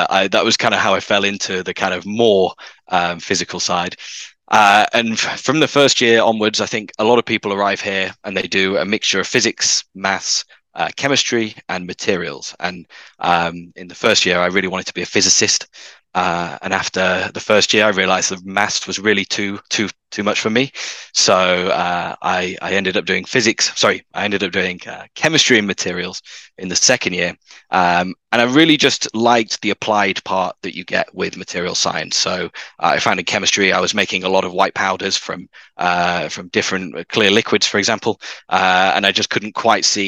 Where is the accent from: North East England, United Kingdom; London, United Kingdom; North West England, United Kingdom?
North West England, United Kingdom; Manchester; also born or lived in Cambridge; So I grew up in the north of England, as some of your listeners may be able to tell from my accent. So in Manchester